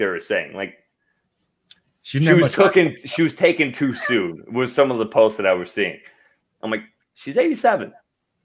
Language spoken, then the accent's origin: English; Idaho, United States; growing up in Idaho